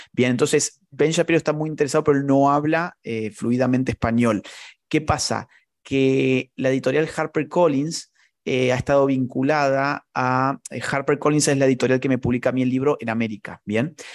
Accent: Córdoba, Argentina; en Córdoba, de donde yo soy

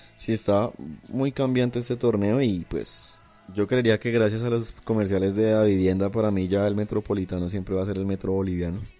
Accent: Colombia; yo como colombiano no me siento representado por ellos

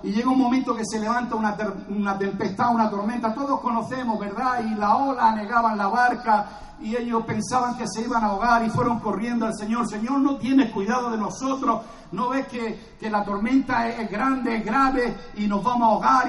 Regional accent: Cartagena, Region of Murcia, Spain; soy de Cartagena

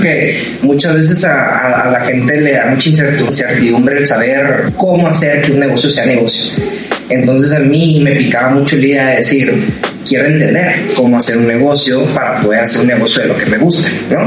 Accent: Ciudad Juárez, Chihuahua, Mexico; moved away as an adult; now in Monterrey, Mexico

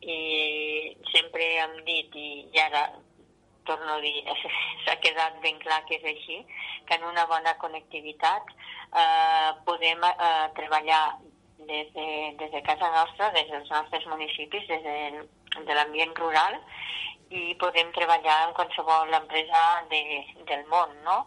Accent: Vinebre, Catalonia, Spain; soc alcaldessa i soc de Vinebre

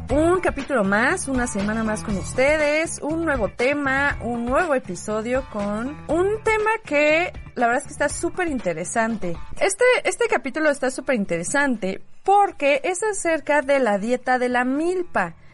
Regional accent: Mexico; somos orgullosamente mexicanas. Ay, sí, qué bonito. Nos gusta ser mexicanas.

